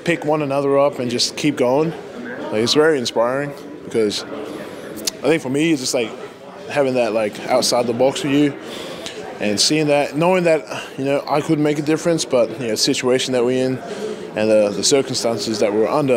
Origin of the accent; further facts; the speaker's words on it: Australia; moved away; my home country